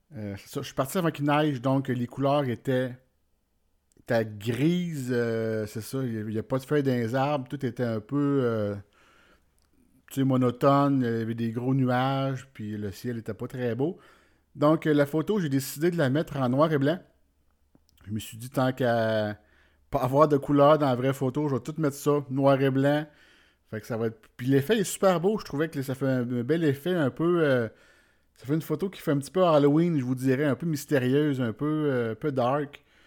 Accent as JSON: {"language": "French", "town": "Warwick", "region": "Quebec", "country": "Canada", "said": "je viens du centre du Québec, de Warwick précisément tout près de Victoriaville puis de Drummondville."}